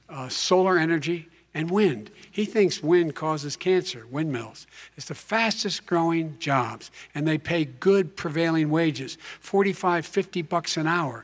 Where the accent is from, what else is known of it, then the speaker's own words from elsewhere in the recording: Claymont, Delaware, United States; I used to live near that when I was growing up in Claymont, Delaware.